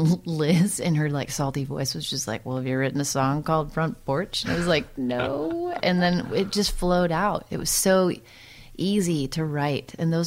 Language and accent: English; Santa Cruz, California, United States; also born or lived in Midwest / East Coast / Los Angeles; now in Nashville, United States; I grew up in Santa Cruz. I lived a couple other places like in the Midwest and the East Coast, and then but out to Santa Cruz before I was 10.